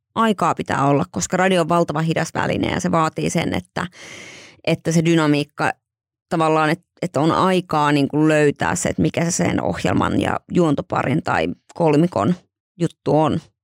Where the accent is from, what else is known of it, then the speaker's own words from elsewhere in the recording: Joensuu, North Karelia, Finland; me ollaan siis Joensuusta meidän perhe.